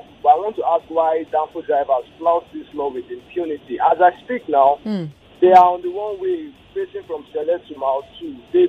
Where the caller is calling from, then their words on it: Lagos, Nigeria; I'm calling presently from Abapaoshodi the Expressway.